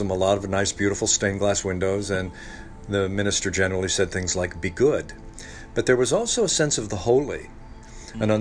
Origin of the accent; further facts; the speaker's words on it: Ohio, United States; In Northwest Ohio.